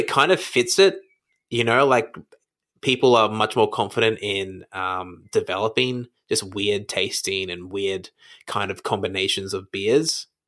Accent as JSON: {"language": "English", "town": "Brisbane", "region": "Queensland", "country": "Australia", "tie": "born or raised there", "moved": "yes", "lives_now": "Melbourne, Australia", "said": "I grew up in Brisbane"}